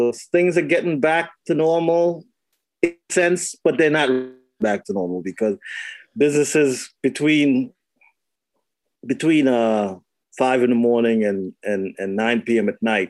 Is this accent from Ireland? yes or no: no; Trinidad & Tobago; moved away; the virus is still making its way through my home country.